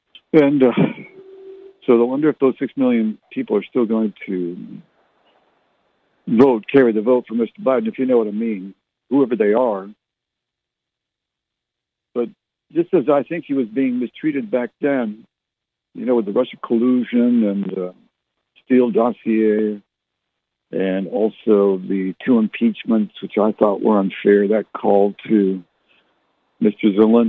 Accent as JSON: {"language": "English", "country": "Canada", "tie": "born or raised there", "also_born_or_lived": "Barrie / Halifax / Fredericton / Ottawa", "lives_now": "San Antonio, United States", "said": "I was born and raised in Canada. I was born in Barrie, lived in Halifax, Nova Scotia, Oamacto, and Fredericton, New Brunswick, and Ottawa, Canada."}